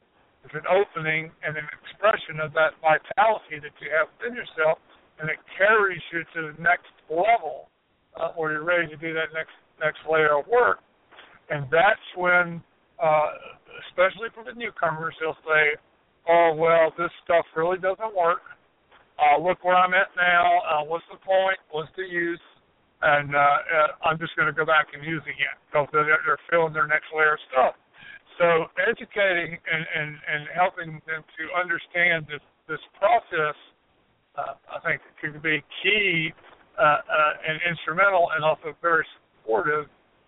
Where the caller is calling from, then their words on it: Asheville, North Carolina, United States; from Asheville.